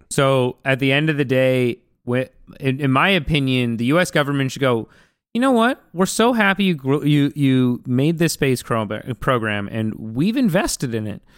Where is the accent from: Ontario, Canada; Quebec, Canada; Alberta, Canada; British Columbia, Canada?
British Columbia, Canada; Vancouver; I grew up in Vancouver, and I grew up on, like, eating sushi